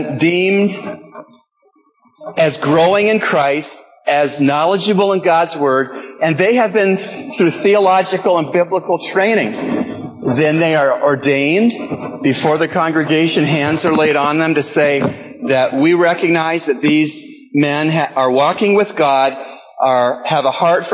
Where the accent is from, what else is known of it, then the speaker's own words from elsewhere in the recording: Canada; I'm Canadian